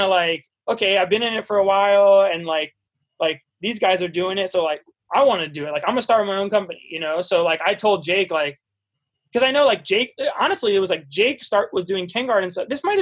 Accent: suburbs of Washington, D.C., Maryland, United States; moved away as an adult; I grew up in Maryland, like right outside Washington, D.C. So like suburbs of D.C.

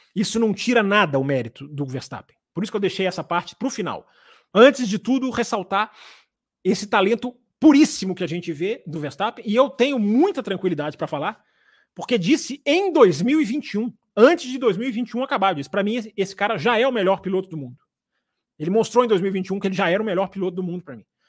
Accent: Brazil; nós somos brasileiros

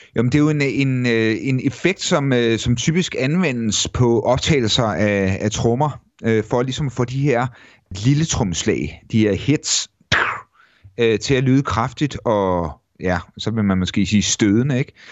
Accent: Mogenstrup, Zealand, Denmark; drengeværelset hjemme i Mogenstrup, øh, sådan starten midt halvfemserne

